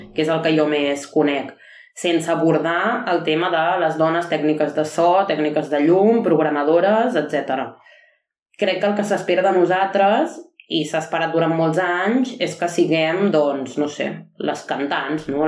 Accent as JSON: {"language": "Catalan", "town": "Arenys de Mar", "region": "Catalonia", "country": "Spain", "said": "sóc d'Arenys de Mar"}